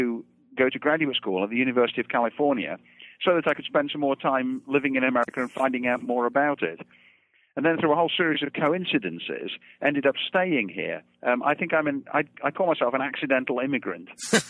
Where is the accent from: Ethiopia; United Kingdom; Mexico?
United Kingdom; Derby, East Midlands; moved away as an adult; also born or lived in Birmingham; I was born and raised in England. I was born in the town of Birmingham and raised in Derby, which is nearby, right in the center of England.